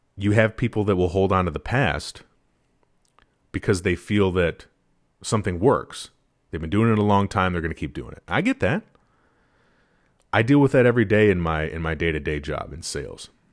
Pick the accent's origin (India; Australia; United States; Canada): United States; Wisconsin; having been born and raised in Wisconsin